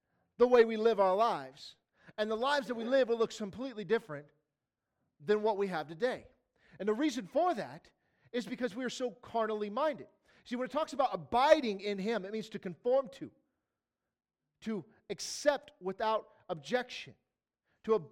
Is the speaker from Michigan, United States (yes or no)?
yes; Detroit, Michigan, United States; moved away; I'm originally from Detroit